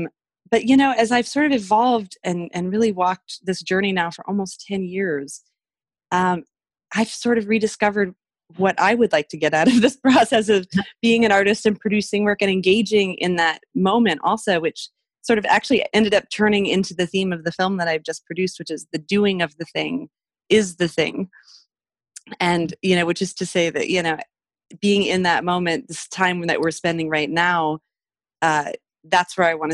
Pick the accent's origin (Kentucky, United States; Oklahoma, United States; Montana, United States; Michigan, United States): Montana, United States; also born or lived in Mexico; But I'm one of seven kids. I grew up in Montana. I lived in Mexico until I was six because that's where my dad went to school.